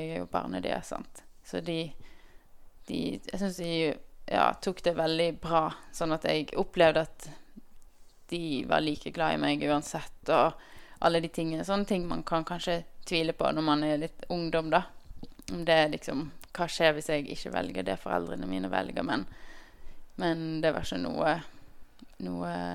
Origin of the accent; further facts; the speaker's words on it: Bergen, Vestland, Norway; jeg er født og oppvokst i Bergen